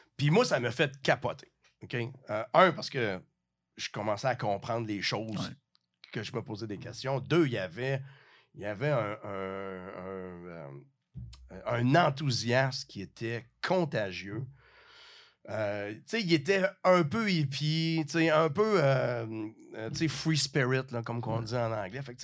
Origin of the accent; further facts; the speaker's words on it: Rivière-du-Loup, Quebec, Canada; je viens de, la région, je viens du Bas-Saint-Laurent, petite ville, Rivière-du-Loup